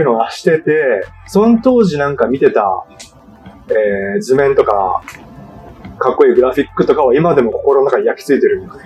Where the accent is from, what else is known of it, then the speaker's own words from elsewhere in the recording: Okinawa, Japan; moved away as an adult; also born or lived in Nagasaki / Hawaii; お出身は沖縄県なんですけど、えー、二千十六年、十二年か。二千十二年に長崎大学に来まして